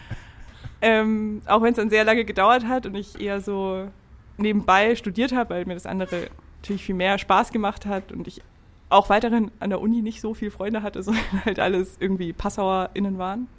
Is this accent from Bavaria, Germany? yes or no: yes; Upper Franconia, Bavaria, Germany; moved away as an adult; now in Hamburg, Germany; Ich komme aus Franken, Oberfranken